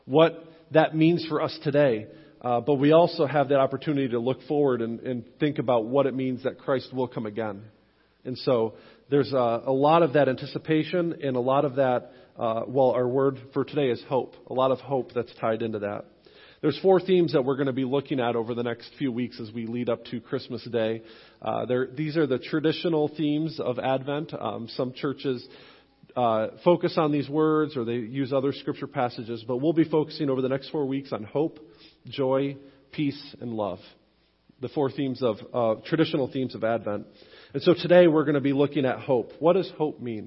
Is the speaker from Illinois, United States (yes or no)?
no; Western New York, United States; moved away; growing up in Western New York, I'm a lifelong Buffalo Bills fan